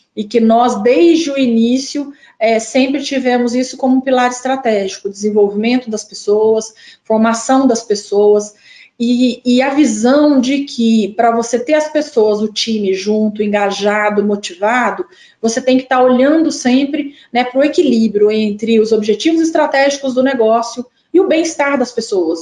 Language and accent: Portuguese; southern Minas Gerais, Brazil; accent: mineiro; moved away as an adult; also born or lived in Ouro Preto, Brazil; now in Brasília, Brazil; Sou mineira, né? Vocês vão perceber logo pelo meu sotaque. Moro em Brasília há 22 anos, mas ainda não perdi a, o, o sotaque mineiro. E nasci no sul de Minas